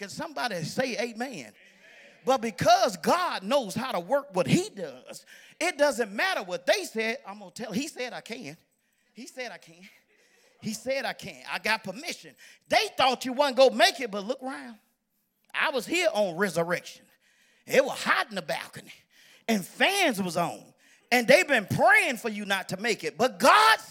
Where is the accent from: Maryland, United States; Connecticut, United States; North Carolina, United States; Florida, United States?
Florida, United States; Pensacola; moved away; I'm from Pensacola, Florida